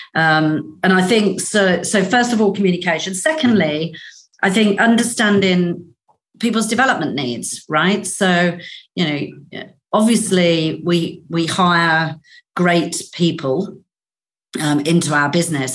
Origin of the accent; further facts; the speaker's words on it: Northern Ireland, United Kingdom; moved away; also born or lived in Australia; I grew up in Northern Ireland. We left Northern Ireland during the Troubles.